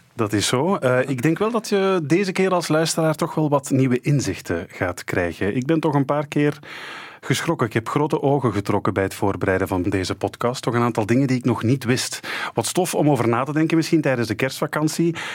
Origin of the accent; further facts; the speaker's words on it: Belgium; wij Belgen